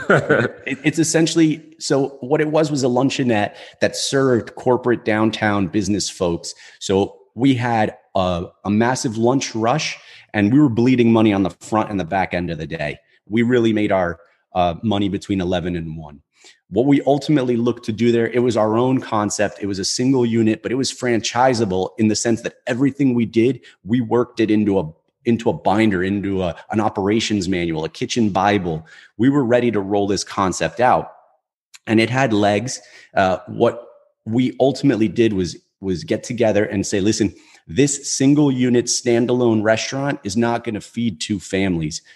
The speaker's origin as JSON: {"language": "English", "town": "Newark", "region": "New Jersey", "country": "United States", "tie": "born or raised there", "said": "I grew up in in Newark, right? So it's it's a pretty densely populated city here in New Jersey"}